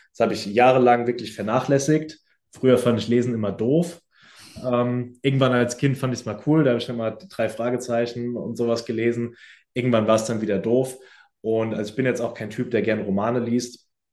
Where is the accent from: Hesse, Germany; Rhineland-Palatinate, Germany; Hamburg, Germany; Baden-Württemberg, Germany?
Hesse, Germany; near Frankfurt; moved away as an adult; now in Düsseldorf, Germany; ich komme ja ursprünglich aus der Nähe von Frankfurt